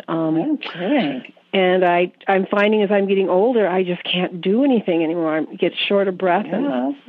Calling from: Billings, Montana, United States; Billings, Montana.

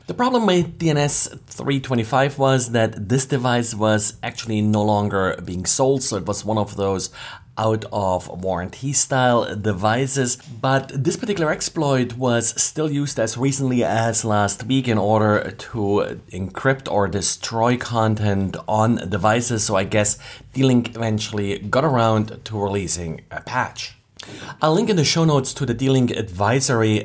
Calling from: Jacksonville, Florida, United States; I'm calling from Jacksonville, Florida

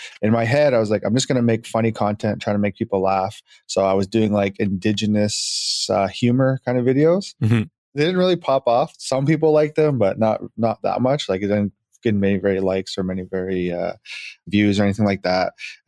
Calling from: Edmonton, Alberta, Canada; Yes, I'm in Edmonton.

